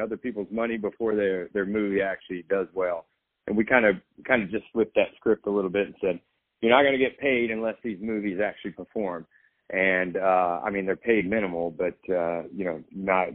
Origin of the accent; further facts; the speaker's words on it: Nashville, Tennessee, United States; moved away as an adult; now in Los Angeles, United States; I grew up in Nashville, Tennessee